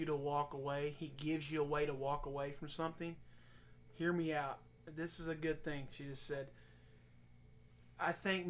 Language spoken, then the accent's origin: English; Oklahoma, United States; moved away as an adult; I'm Oklahoma through and through. If you don't know me, you do now. I mean, I'm from Oklahoma, and that's what I know. That's what I've known.